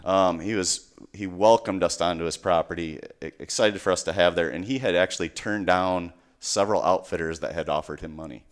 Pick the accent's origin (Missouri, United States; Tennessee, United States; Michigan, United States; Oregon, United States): Michigan, United States; I'm from Michigan.